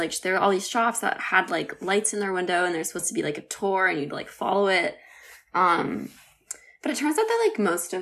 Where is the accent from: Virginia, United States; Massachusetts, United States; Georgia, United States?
Massachusetts, United States; right outside of Boston; I grew up like right outside of Boston